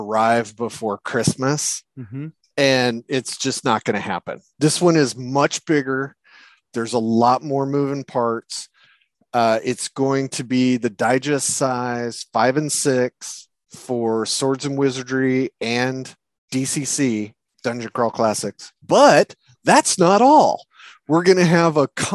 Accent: United States; I'm an American

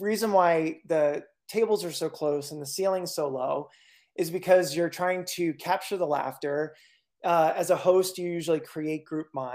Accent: central Pennsylvania, United States; moved away as an adult; also born or lived in Berkshires, Massachusetts; now in Western Massachusetts, United States; I grew up in central Pennsylvania

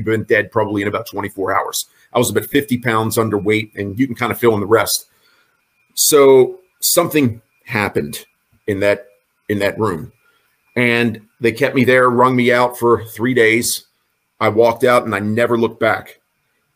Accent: York, Pennsylvania, United States; I'm just somebody from York, Pennsylvania

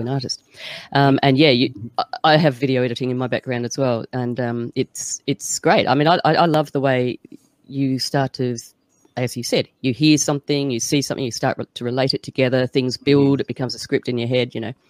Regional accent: Australia; I'm from Australia

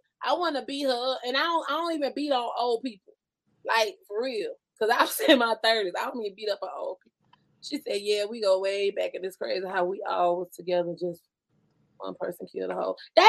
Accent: Miami, Florida, United States; I'm just saying, you know, I'm from Miami. We just don't get down like that.

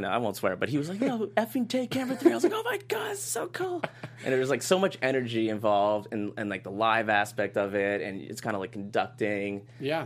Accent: Boston, Massachusetts, United States; moved away as an adult; I flew home to Boston

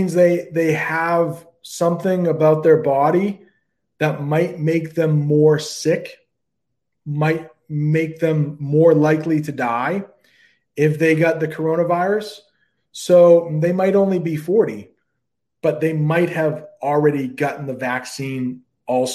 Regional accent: United States; I'm an American

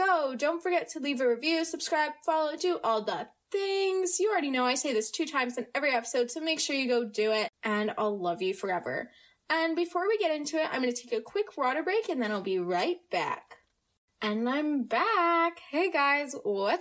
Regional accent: United States; accent: American; I have no accent and that I sound very American, which I am American.

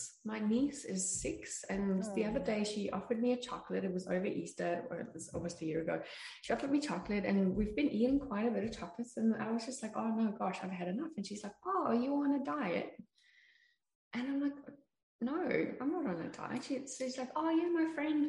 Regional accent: South Africa; I grew up in South Africa

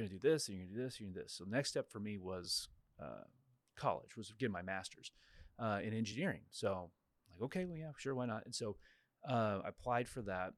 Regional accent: Kansas, United States; moved away as an adult; also born or lived in Florida; now in Waco, United States; I'm from Kansas originally, and I actually ended up in Waco

